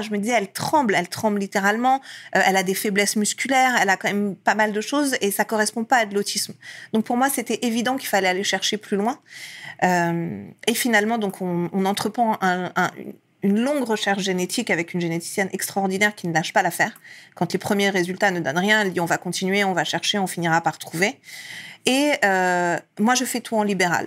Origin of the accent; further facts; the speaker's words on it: France; also born or lived in Iran; ma mère est arrivée avec moi quand j'avais un an en France. Et j'ai vécu ensuite toute ma vie euh, ici